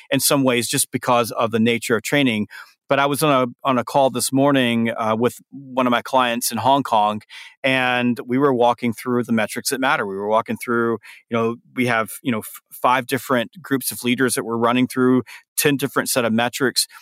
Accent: the South, United States; I'm from the South

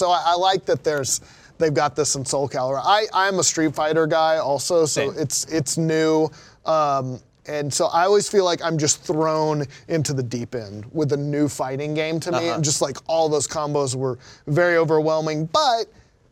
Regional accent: North Texas, United States; my hometown in North Texas

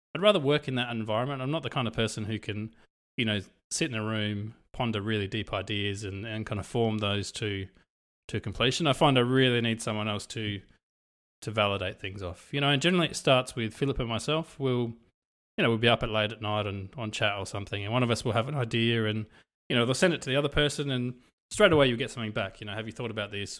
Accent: Australia; also born or lived in Europe; I come from Europe. I've kind of grown up in Australia

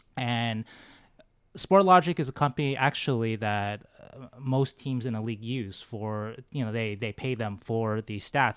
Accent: Los Angeles, California, United States; moved away as an adult; also born or lived in Las Vegas; now in San Jose, United States; I grew up in Los Angeles as a Kings fan

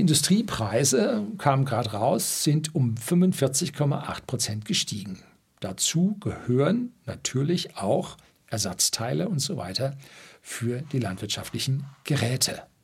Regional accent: Germany; das größte Düngemittelwerk bei uns in Deutschland

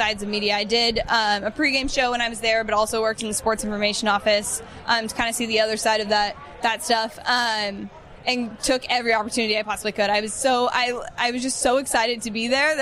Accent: Bay Area, California, United States; I grew up in the Bay Area

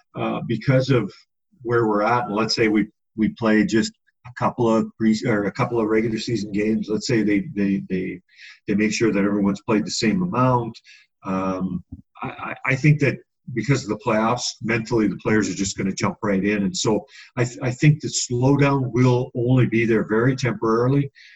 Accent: Edmonton, Alberta, Canada; growing up in Edmonton

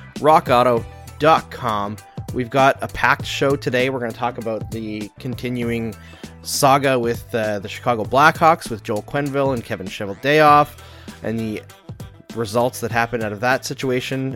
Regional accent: Canada; accent: Canadian; moved away; also born or lived in Saskatchewan / Alberta; I grew up in Saskatchewan and Alberta

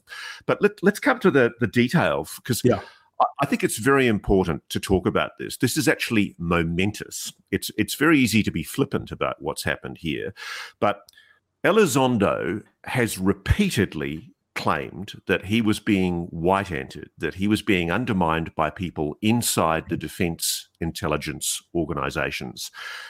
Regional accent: Australia; You know what always amazes me as an Australian, cultured in the British system of law, we have these horrible defamation laws in our country

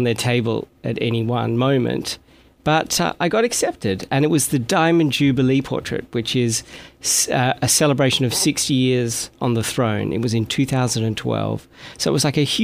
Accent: Sydney, New South Wales, Australia; moved away as an adult; also born or lived in Paris, France; now in London, United Kingdom; I was born in Sydney, Australia, in a very ordinary suburban place.

